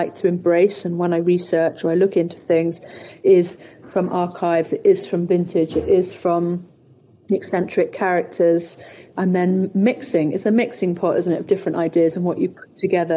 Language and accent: English; Somerset, South West England, United Kingdom; growing up in Somerset